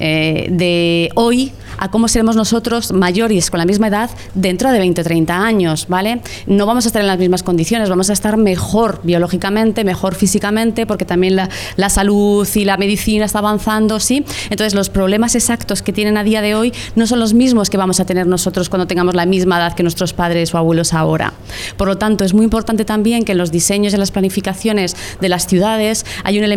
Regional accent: Spain; una sociedad como la española, en concreto la española, que como bien sabéis es la sociedad, es el país más viejo del mundo, ya lideramos el ranking

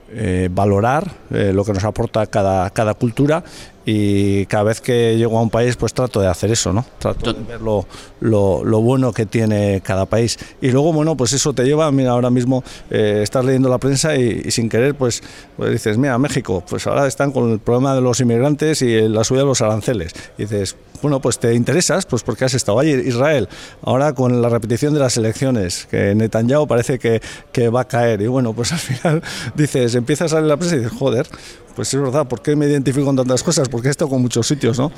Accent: Beasain, Basque Country, Spain; also born or lived in Madrid; entrenar al Beasain, el equipo de mi pueblo

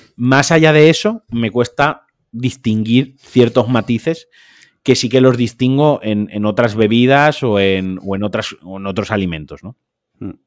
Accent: Valencian Community, Spain; yo como valenciano

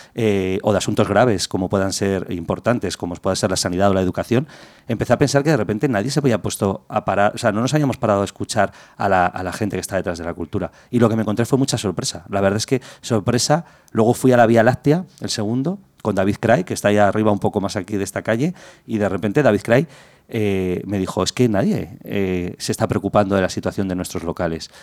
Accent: Madrid, Community of Madrid, Spain; born or raised there

